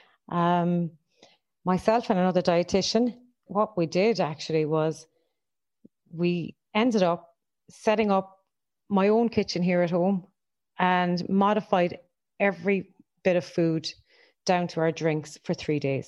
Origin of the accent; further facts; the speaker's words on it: Ennis, Munster, Ireland; now in Cork, Ireland; Living in Cork for the last 15, 20 years, and I am originally from Ennis